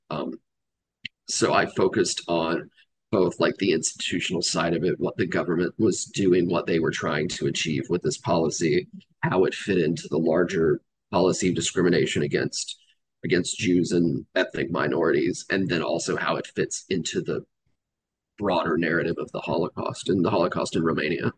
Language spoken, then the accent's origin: English; Georgia, United States; I grew up in in Georgia. Um, spent most of my life living in the South